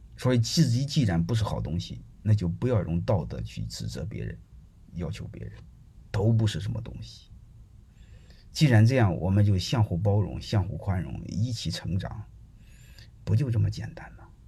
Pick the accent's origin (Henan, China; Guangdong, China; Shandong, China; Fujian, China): Henan, China; 我是河南人，我是总部的人